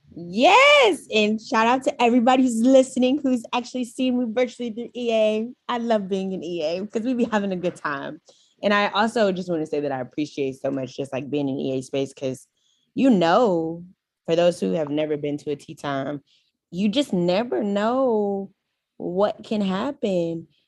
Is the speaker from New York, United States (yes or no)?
no; Houston, Texas, United States; I am from Houston, Texas